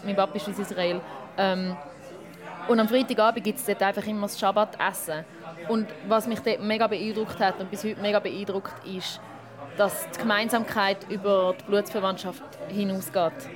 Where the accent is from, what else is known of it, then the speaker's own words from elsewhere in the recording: Schaffhausen, Switzerland; ich bin in Schaffhaus aufgewachsen